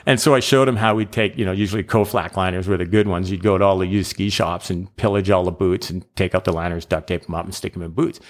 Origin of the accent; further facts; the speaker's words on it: Calgary, Alberta, Canada; I'm from Calgary